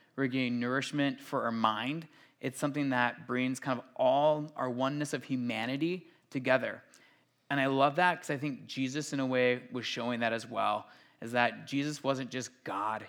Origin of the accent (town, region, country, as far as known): Minnesota, United States